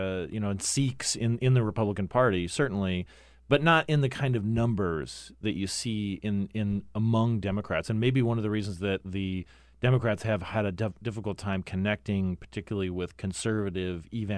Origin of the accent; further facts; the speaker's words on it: Phoenix, Arizona, United States; also born or lived in Cottonwood, Arizona; tell where my experience was in growing up in Phoenix and Cottonwood, Arizona?